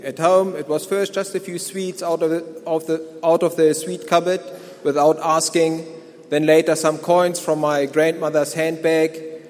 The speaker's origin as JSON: {"language": "English", "country": "Germany", "tie": "born or raised there", "moved": "as an adult", "lives_now": "South Africa", "said": "I live here at the mission. I'm from Germany. I grew up and lived in Germany till the Lord called me to this place. Now, I grew up in a Christian home."}